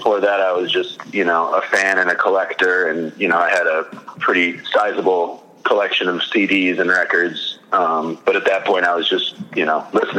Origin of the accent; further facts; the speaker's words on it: Wisconsin, United States; I grew up in Wisconsin.